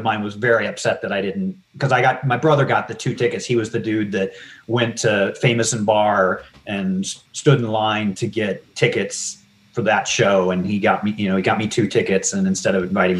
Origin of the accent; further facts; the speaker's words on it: St. Louis, Missouri, United States; I grew up in St. Louis.